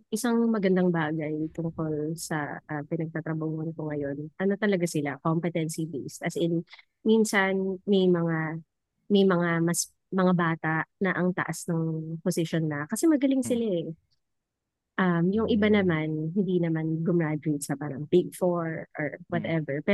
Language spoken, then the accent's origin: Tagalog; Central Luzon, Philippines; galing ako ng science high school hmm. na nasa um, sa region or sa province namin, very competitive din yung um, yung M3.